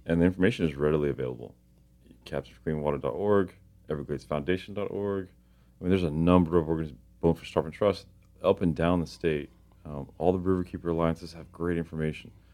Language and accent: English; Miami, Florida, United States; I grew up in Miami, and Miami is a heavy fishing community.